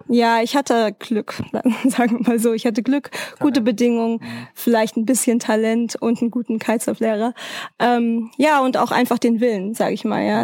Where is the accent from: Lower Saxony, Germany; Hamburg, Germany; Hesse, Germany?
Hesse, Germany; Frankfurt; moved away as an adult; also born or lived in Freiburg; Ich komme aus Frankfurt, also damals habe ich in Freiburg gewohnt